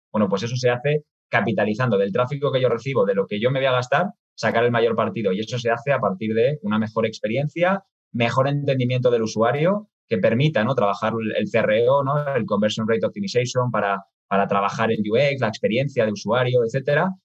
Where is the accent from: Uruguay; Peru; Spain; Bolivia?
Spain; accent: Spanish (from Spain); moved away as an adult; now in Mexico; la matriz está en España, de ahí que habrán podido deducir ¿no? por, mi acento. Yo estoy en México desde hace seis años